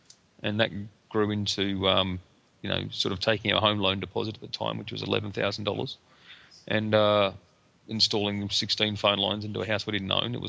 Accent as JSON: {"language": "English", "town": "Emerald", "region": "Queensland", "country": "Australia", "tie": "born or raised there", "also_born_or_lived": "Cloncurry / Rockhampton", "said": "No, I'm actually born in Cloncurry in northern Queensland, and I was raised in Emerald in the Bowen Basin and Rockhampton in central Queensland."}